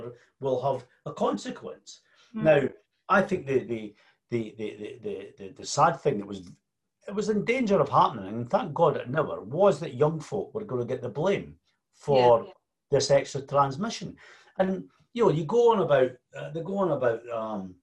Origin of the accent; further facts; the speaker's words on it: Scotland, United Kingdom; And we're very Scottish